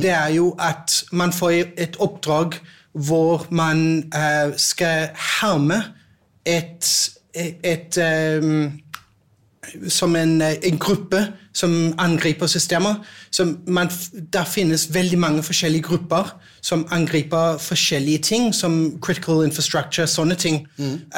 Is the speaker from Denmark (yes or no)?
yes; Denmark; Norwegian is a second language; now in Norway; jeg er dansk